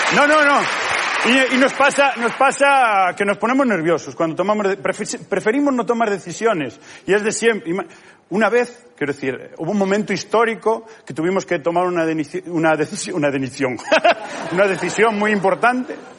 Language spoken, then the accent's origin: Spanish; Galicia, Spain